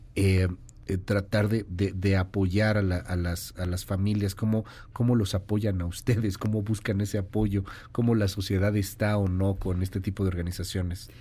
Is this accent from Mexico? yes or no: yes; Mexico; Como mexicanos